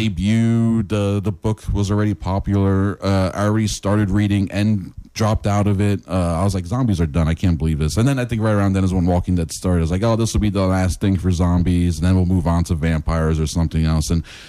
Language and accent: English; New York, United States; now in Florida, United States; growing up in New York